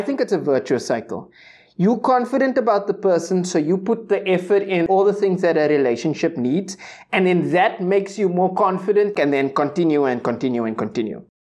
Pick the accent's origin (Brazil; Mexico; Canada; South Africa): South Africa; Cape Town, Western Cape; growing up in the Cape Flats, shout-out to Silvertown